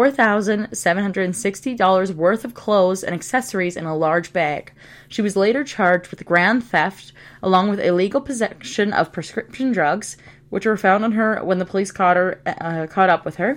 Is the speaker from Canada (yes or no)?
yes; Canada; we are both Canadian, as in born and raised in Canada.